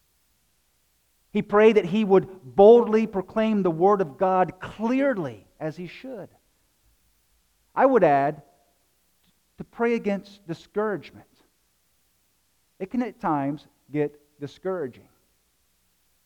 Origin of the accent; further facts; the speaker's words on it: South Carolina, United States; moved away; I'm from South Carolina.